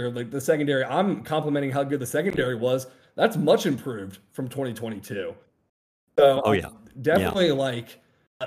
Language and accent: English; Frisco, Texas, United States; I'm a DFW guy. I'm from Frisco, Texas, outside of the Metroplex